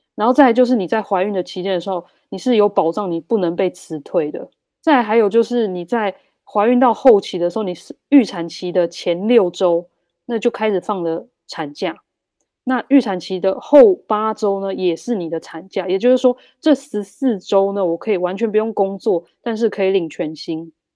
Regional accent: Taiwan; now in Germany; 我们台湾人比较会忍耐

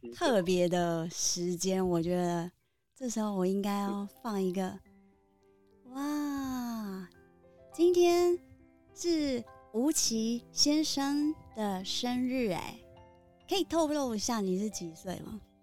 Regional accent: Kinmen, Fujian Province, Taiwan; 就是也是我们金门人哦

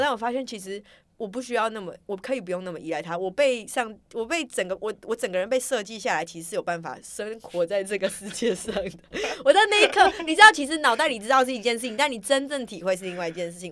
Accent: Taiwan; 我是从台湾来

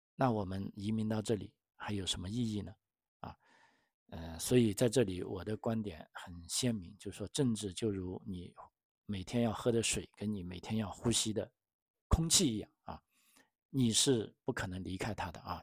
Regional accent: China; moved away; 作为中国人

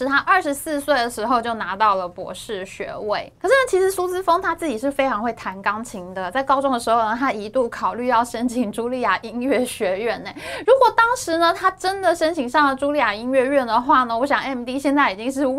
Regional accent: Taiwan; 哇，我们台湾人在世界半导体产业的。影响力实在太大，人实在太多了吧？

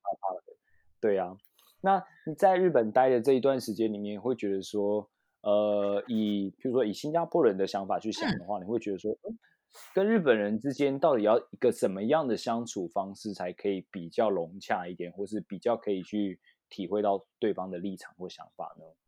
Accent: Taiwan; 我是，我是台湾人这样子

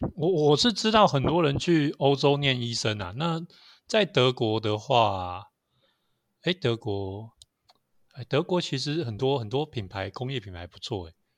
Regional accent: Taiwan; 我们台湾

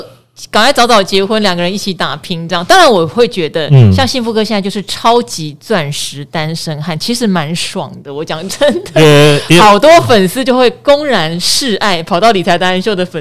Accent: Pingtung County, Taiwan; 虽然我是屏东人，应该是喜欢吃蒸的

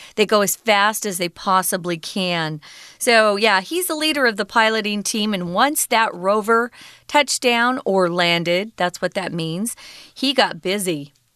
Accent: United States; growing up in America

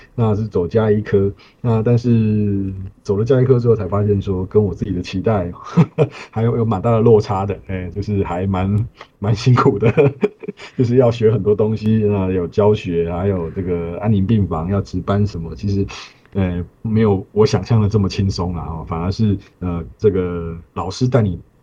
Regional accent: Hualien, Hualien County, Taiwan; 我是花莲人

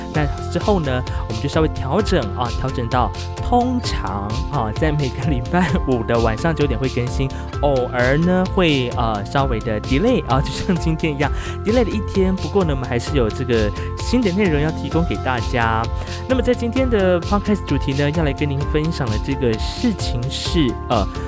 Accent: Hualien County, Taiwan; 来自华联阿美族

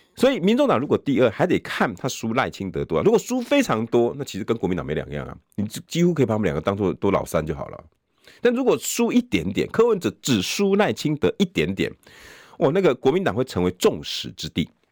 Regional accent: New Taipei, Taiwan; 我都是新北人

